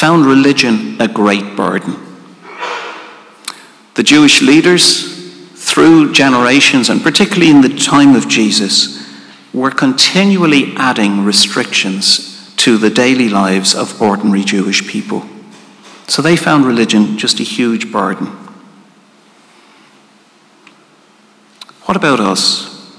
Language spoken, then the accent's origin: English; Ireland; as Irish people